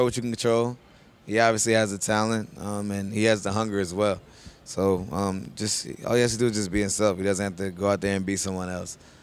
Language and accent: English; Virginia, United States; moved away as an adult; also born or lived in Maryland; I feel like I'm a Virginia boy. I'm from Virginia, but I became a man in Maryland